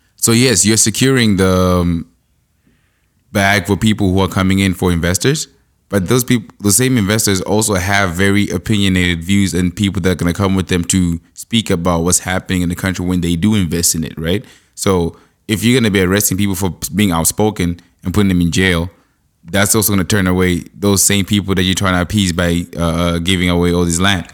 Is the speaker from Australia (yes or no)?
no; Zimbabwe; now in Canada; I'm from Zimbabwe